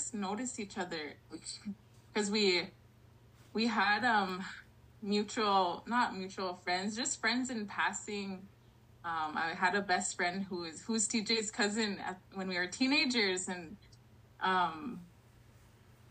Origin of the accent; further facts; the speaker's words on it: Long Plain First Nation, Manitoba, Canada; I'm from the Long Plain First Nation out of Manitoba, as well as the Niganit Cree Nation here in Southwest Saskatchewan.